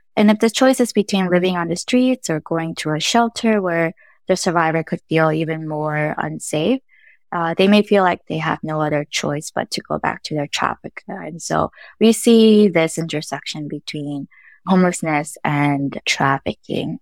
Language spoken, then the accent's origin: English; North Carolina, United States; also born or lived in Los Angeles, California; I was born in L A and raised in North Carolina